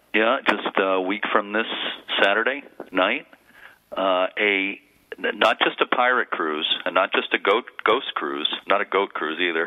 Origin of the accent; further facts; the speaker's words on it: Lynn, Massachusetts, United States; I grew up in Lynn, Mass, Lynn, Lynn, city of sin